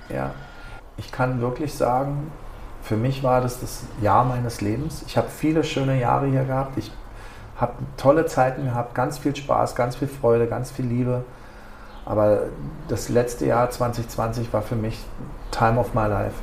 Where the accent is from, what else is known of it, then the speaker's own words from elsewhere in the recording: Berlin, Germany; moved away as an adult; now in Ibiza, Spain; ich kam aus Berlin oder bin Berliner